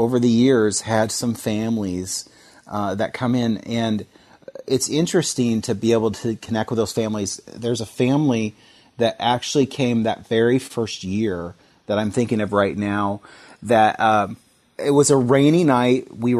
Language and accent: English; Seattle, Washington, United States; My wife and I came here from Seattle. Our whole life was up in that area, and just God brought us down here, us and our three kids, back in 2011.